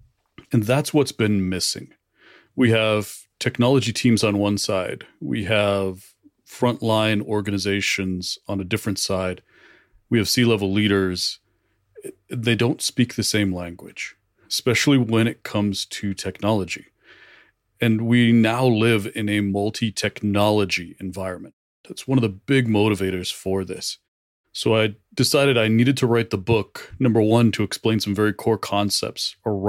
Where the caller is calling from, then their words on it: Reno, Nevada, United States; I'm in Reno, Nevada.